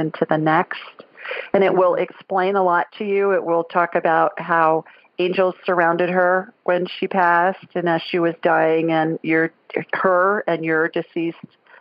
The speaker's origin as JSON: {"language": "English", "town": "Columbus", "region": "Ohio", "country": "United States", "tie": "born or raised there", "moved": "yes", "said": "I grew up in Columbus. I was born and raised there."}